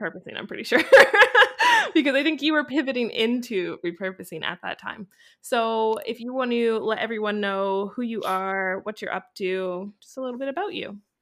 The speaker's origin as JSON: {"language": "English", "country": "Canada", "said": "as a Canadian"}